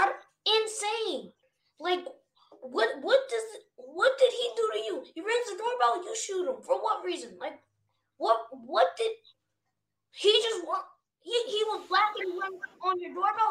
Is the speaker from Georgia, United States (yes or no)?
yes; Georgia, United States; I'm from Georgia.